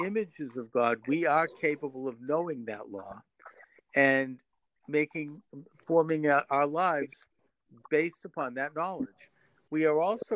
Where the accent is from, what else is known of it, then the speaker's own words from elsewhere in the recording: United States; I'm an American